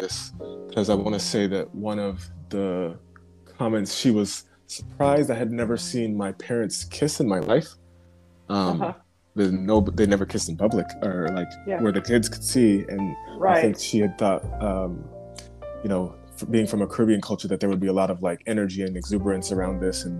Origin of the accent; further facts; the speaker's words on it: United States; a person who grew up in America, born in America as a Black person